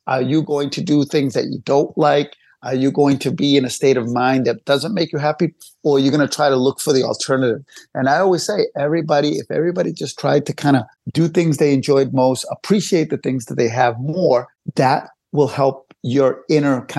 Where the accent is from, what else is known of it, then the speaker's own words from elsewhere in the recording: Cambridge, Massachusetts, United States; We grew up in Cambridge, Cambridgeport area